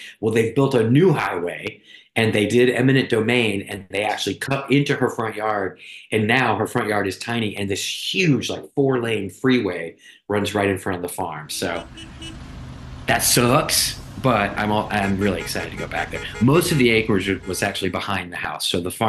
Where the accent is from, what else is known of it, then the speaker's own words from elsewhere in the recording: Sanford, North Carolina, United States; I spent a lot of my childhood growing up near Raleigh, near Sanford, North Carolina, on my grandma's farm. It was a 40-acre farm.